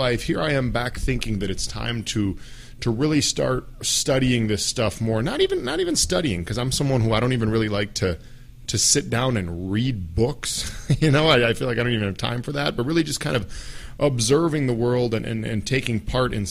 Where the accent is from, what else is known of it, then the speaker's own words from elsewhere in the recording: Minnesota, United States; also born or lived in Middle East; I am a guy from Minnesota